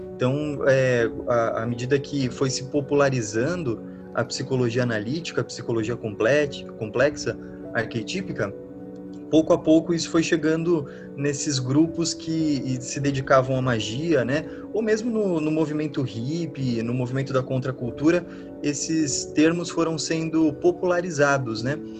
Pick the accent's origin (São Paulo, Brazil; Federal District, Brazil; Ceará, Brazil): São Paulo, Brazil; eu sou de São Paulo